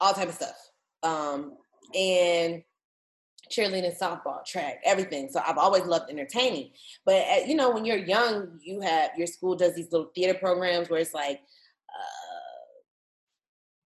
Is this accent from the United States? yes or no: yes; Stone Mountain, Georgia, United States; also born or lived in St. Louis, Missouri; I've been living in Atlanta since I was 3, in Stone Mountain, since I was 3, so I'm from Stone Mountain, Georgia